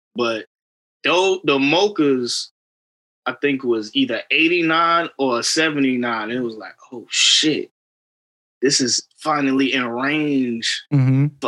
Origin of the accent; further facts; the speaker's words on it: Queens, New York, United States; No, nah, I'm from Queens.